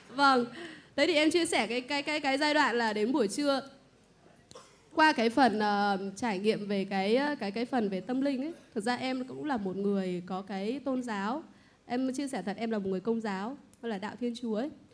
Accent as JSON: {"language": "Vietnamese", "region": "Bac Ninh", "country": "Vietnam", "said": "em đến từ Bắc Ninh ạ"}